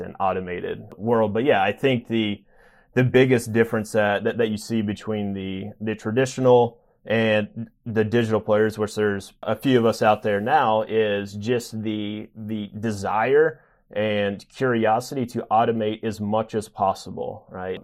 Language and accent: English; a town just north of Nashville, Tennessee, United States; moved away as an adult; also born or lived in Knoxville, Tennessee; now in New York, United States; grew up in a town just north of Nashville, about 30 minutes, and spent the majority of my life in, in Tennessee